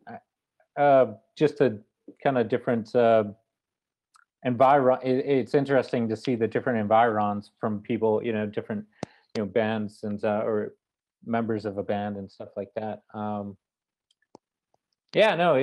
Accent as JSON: {"language": "English", "town": "Boston", "region": "Massachusetts", "country": "United States", "moved": "as an adult", "lives_now": "Brooklyn, United States", "said": "I'm initially originally from Boston, Mass, and I kind of picked up and moved to Brooklyn in late 2016"}